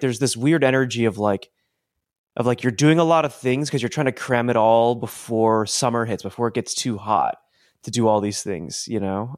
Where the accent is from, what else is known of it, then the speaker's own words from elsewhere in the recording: Colorado, United States; growing up in Colorado